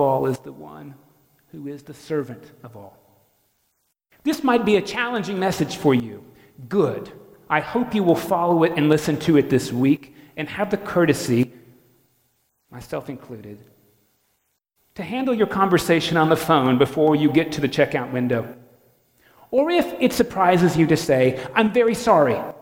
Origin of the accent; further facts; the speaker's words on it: North Florida, United States; I'm from North Florida